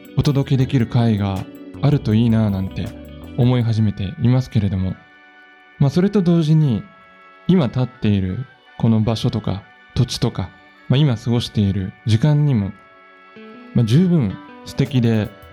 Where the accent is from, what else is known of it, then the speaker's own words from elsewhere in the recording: Nagoya, Aichi, Japan; now in Matsumoto, Japan; 名古屋出身で今住んでる松本なんですけど